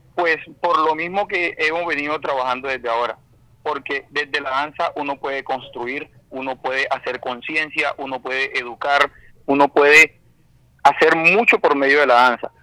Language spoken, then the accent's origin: Spanish; Barranquilla, Atlántico, Colombia; oriundo de Barranquilla toda la vida, nacido y con el favor de Dios, pues mis días terminarán también aquí en mi tierra